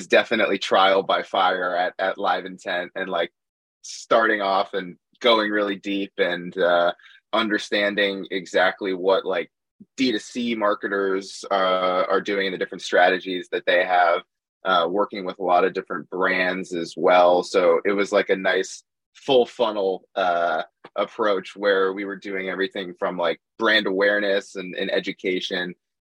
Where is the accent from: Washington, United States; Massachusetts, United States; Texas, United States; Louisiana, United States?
Massachusetts, United States; Boston; moved away as an adult; now in New York, United States; I grew up in Boston, so I'm a big Boston sports fan still